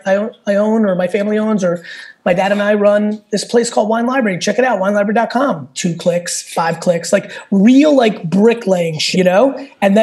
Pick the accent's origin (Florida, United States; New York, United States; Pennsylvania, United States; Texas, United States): New York, United States; also born or lived in Russia / Soviet Union; I came to this country with nothing. I was born in Russia, lived in a studio in Queens with like 8 family members